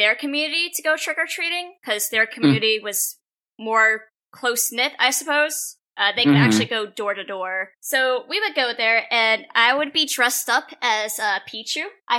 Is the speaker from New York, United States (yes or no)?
no; Pennsylvania, United States; I grew up in Pennsylvania, and if you're from Pennsylvania, you would know that we get some very unpredictable weather up there.